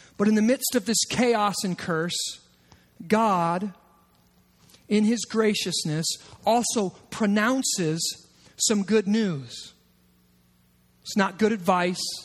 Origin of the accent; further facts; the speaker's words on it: United States; as an American